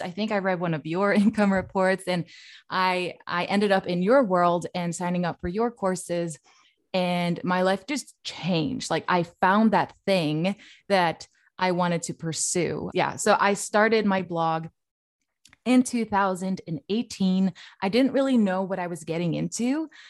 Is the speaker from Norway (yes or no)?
yes; Norway; now in Sweden; I'm actually from Norway, but I do live in Sweden